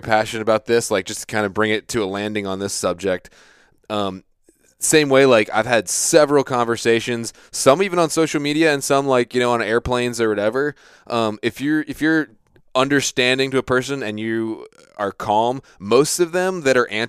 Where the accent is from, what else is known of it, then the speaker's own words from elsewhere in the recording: Virginia Beach, Virginia, United States; I grew up in Virginia Beach, Virginia, which is where lots of Navy SEALs are based